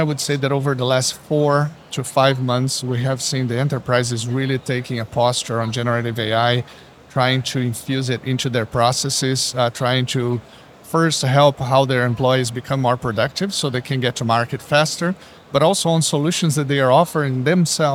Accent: Brazil; now in Seattle, United States; I'm originally from Brazil, Rocha

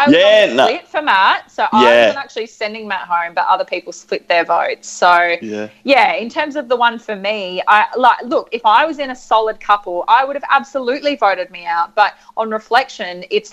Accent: Adelaide, South Australia, Australia; I'm from Adelaide

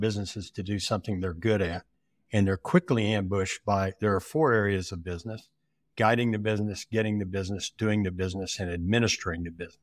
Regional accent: Oklahoma, United States; also born or lived in Nebraska; I'm from Oklahoma with school in Nebraska

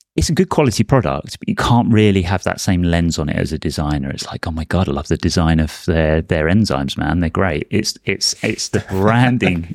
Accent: Brighton, South East England, United Kingdom; born or raised there

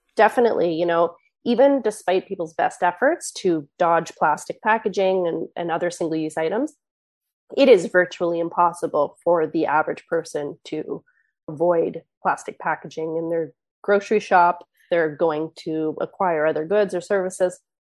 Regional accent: East Coast of Canada, Canada; I grew up on the East Coast of Canada

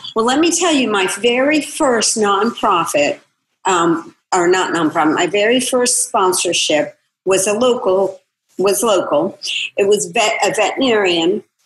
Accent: Florida, United States; my hometown in Florida

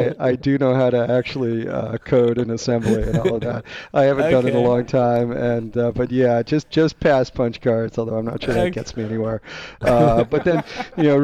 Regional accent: Boston, Massachusetts, United States; moved away as an adult; I'm originally from the Boston area

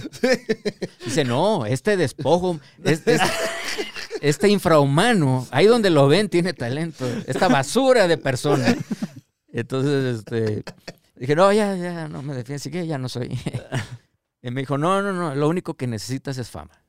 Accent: Tabasco, Mexico; moved away; also born or lived in Canada; allá en mi tierra, Sevilla Hermosa Tabasco

